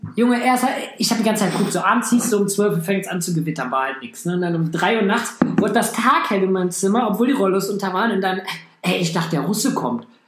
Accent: Hamm, North Rhine-Westphalia, Germany; meiner Heimatstadt

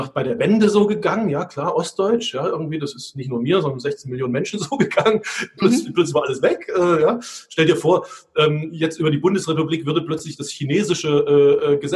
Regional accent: Budapest, Hungary; now in Germany; Also ähm, ich bin in Ungarn aufgewachsen, ich komme aus einer deutsch-ungarischen Familie ähm, äh, oder ostdeutsch-ungarischen Familie und wir sind in Budapest aufgewachsen

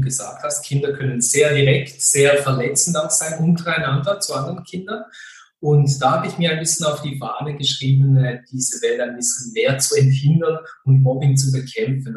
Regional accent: western Switzerland, Fribourg, Switzerland; ich bin sehr behütet äh, und geborgen aufgewachsen im Freiburger Land in der Westschweiz.

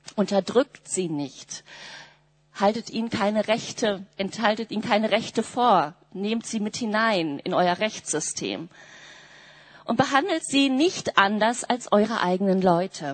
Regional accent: Germany; wir Deutschen haben auch so unsere besondere Geschichte damit

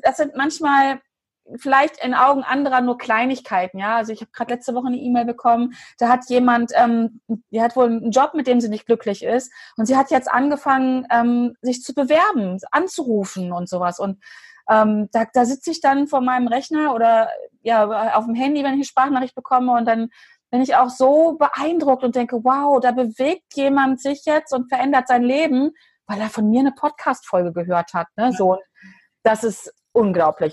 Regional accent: Hanover, Lower Saxony, Germany; bei uns in Hannover.

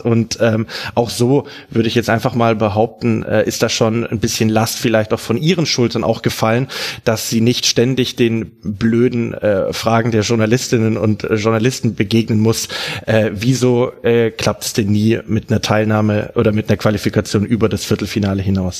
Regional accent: Swabia, Germany; bei uns im Schwabenland

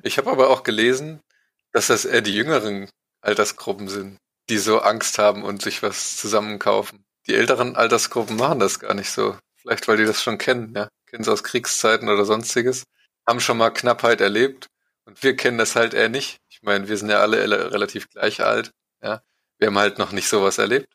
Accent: East Germany, Germany; Ich bin ja Ossi.

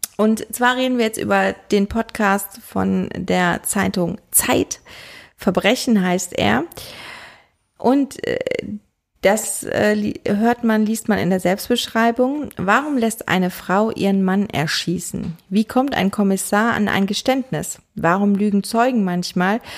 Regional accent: Rhineland, Germany; als Rheinländerin

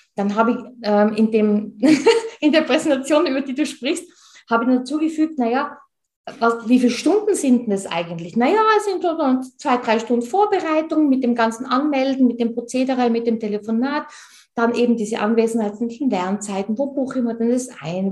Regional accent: Tyrol, Austria; Und ich bin Tirolerin, wie man unschwer hört.

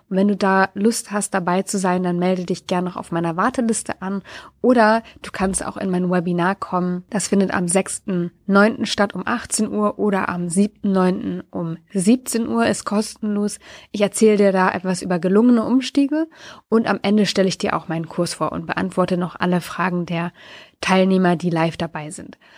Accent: Lower Saxony, Germany; war ich für einen Tag in meiner alten Heimat, nämlich in der Nähe von Wolfsburg.

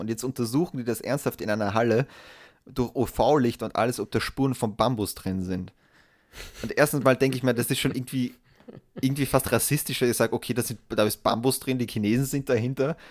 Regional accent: Austria; als Österreicher

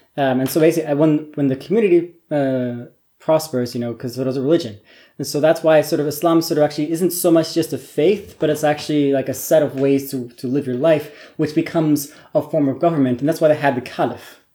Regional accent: the Northwest, Pacific Northwest, United States; moved away; I'm, I'm American. Um, I grew up uh, in the Northwest, basically in a really small college town surrounded by farming country

